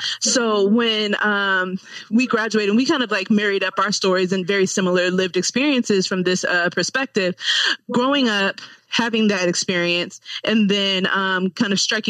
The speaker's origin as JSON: {"language": "English", "town": "Cincinnati", "region": "Ohio", "country": "United States", "also_born_or_lived": "Nashville, Tennessee", "moved": "yes", "lives_now": "Northwest Arkansas, United States", "said": "I'm originally from Cincinnati. And saw through Nashville, Tennessee. So Nashville's awesome. Ohio is home."}